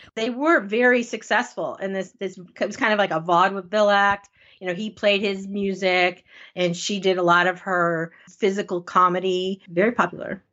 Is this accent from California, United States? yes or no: no; Connecticut, United States; I'm from Connecticut